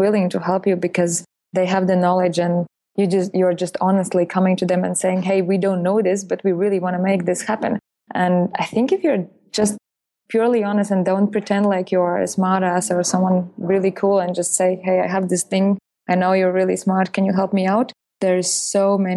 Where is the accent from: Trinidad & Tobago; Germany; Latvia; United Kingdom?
Latvia; moved away; I'm originally coming from Latvia, which is Letony or whatever.